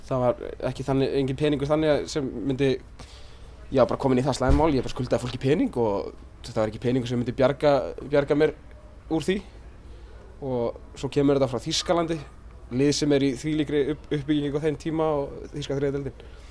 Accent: Iceland; moved away as an adult; also born or lived in Örebro, Sweden / Sandnes, Norway; kom aftur heim til Íslands

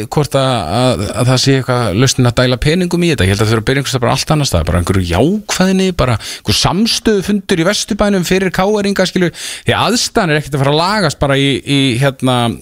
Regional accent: Reykjavík, Capital Region, Iceland; ég er alltaf er úr hlýðanum

